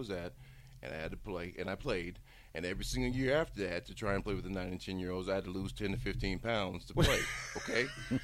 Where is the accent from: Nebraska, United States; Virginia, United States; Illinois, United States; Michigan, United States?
Nebraska, United States; Bellevue; also born or lived in Lincoln, Nebraska; I grew up in Bellevue since I was in the first grade.